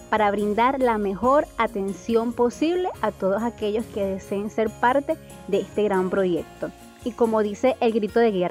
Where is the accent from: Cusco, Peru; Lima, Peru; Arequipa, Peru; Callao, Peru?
Lima, Peru; de Lima, Perú.